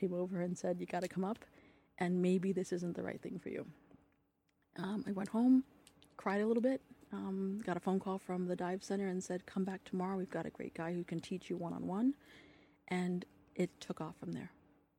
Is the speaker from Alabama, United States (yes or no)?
no; San Diego, California, United States; I'm a military brat. I grew up on the Navy base, mm-hmm. And I grew up in San Diego, surrounded by water.